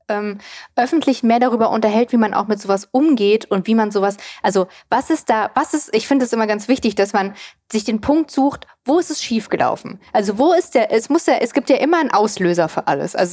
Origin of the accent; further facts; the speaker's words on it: East Germany, Germany; born there; ich bin ja auch im Osten zum Beispiel geboren